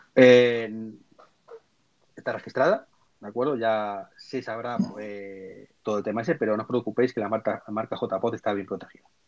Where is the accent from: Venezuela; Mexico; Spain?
Spain; Madrid, Community of Madrid; yo soy de Madrid